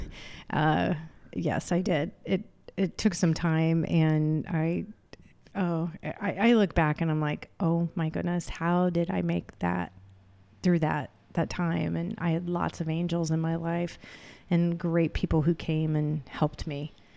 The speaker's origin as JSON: {"language": "English", "town": "Clinton", "region": "Illinois", "country": "United States", "tie": "born or raised there", "also_born_or_lived": "New York City / Philadelphia, Pennsylvania", "moved": "as an adult", "said": "I grew up in Clinton, Illinois"}